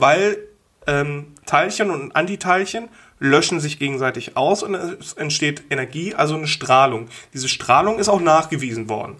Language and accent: German; Wulfen, North Rhine-Westphalia, Germany; da, wo ich aufgewachsen bin, in Wulfen